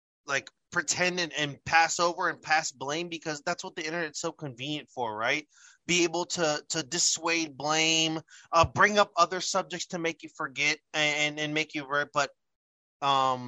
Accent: United States; as an American

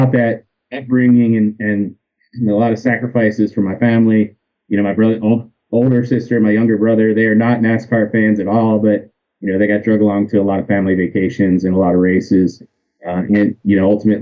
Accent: outside Philadelphia, New Jersey, United States; I grew up in New Jersey right outside of Philadelphia

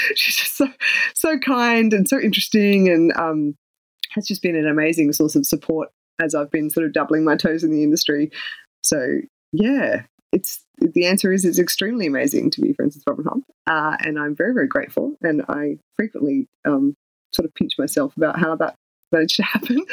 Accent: Canberra, Australian Capital Territory, Australia; my hometown in Canberra

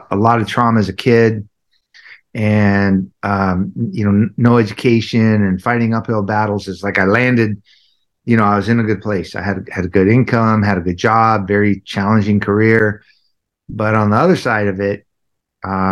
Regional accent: Southern California, United States; I grew up in Southern California, very traumatic, somewhat of a traumatic childhood

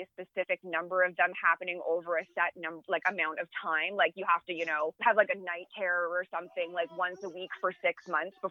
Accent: Canada; I am a Canadian

